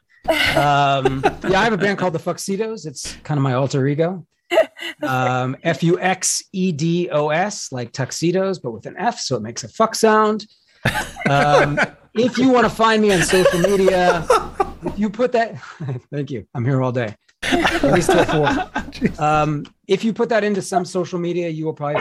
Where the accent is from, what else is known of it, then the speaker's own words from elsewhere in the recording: the Bay Area, California, United States; moved away; I'm from the Bay Area originally